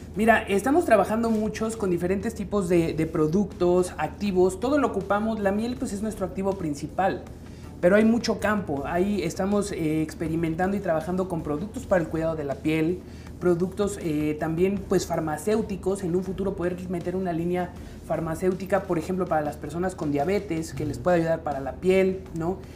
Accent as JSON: {"language": "Spanish", "country": "Mexico", "said": "un orgullo que tenemos como mexicanos"}